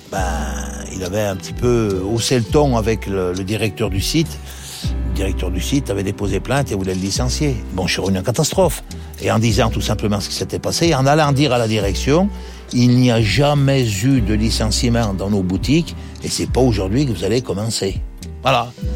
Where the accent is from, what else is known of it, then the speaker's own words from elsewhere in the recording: Saint-Étienne, Auvergne-Rhône-Alpes, France; Je suis natif de Saint-Étienne dans la Loire